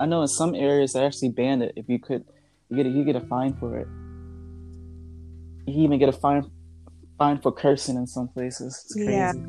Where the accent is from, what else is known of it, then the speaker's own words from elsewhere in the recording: New York City, New York, United States; moved away; I grew up a big part of my life in New York.